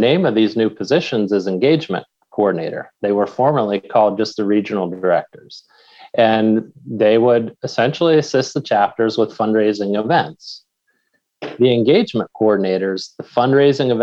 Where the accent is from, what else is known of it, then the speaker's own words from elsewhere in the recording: Pennsylvania, United States; my home state of Pennsylvania